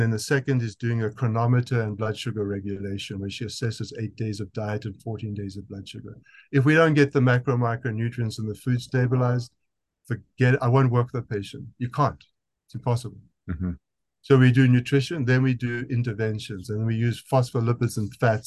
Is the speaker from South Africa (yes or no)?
yes; South Africa; accent: South African; That's my South African accent